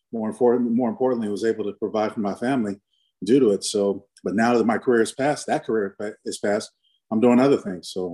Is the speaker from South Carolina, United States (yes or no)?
no; San Diego, California, United States; moved away as an adult; also born or lived in Seattle, Washington; I grew up in San Diego, Southeast San Diego, in Skyline area.